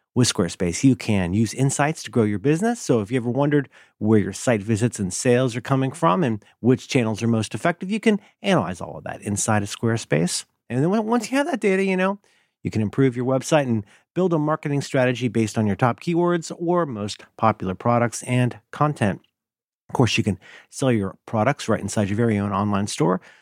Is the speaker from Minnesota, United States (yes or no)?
no; Ohio, United States; I'm from Ohio, and I was raised to say thank you.